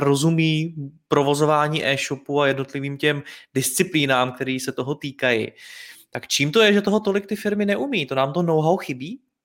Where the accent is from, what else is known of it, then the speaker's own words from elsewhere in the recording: Czechia; jako Češi